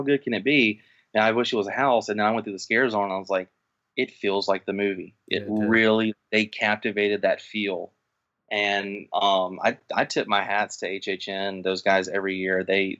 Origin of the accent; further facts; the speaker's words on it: Mississippi, United States; now in Florida, United States; where I'm from, growing up in Mississippi